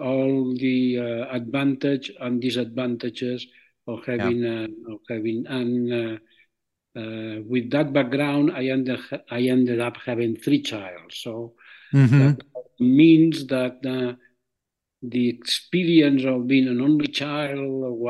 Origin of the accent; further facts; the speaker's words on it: Barcelona, Catalonia, Spain; first language Catalan; English is a second language; moved away as an adult; I grew up in Barcelona. I was born in Barcelona, and I grew up there.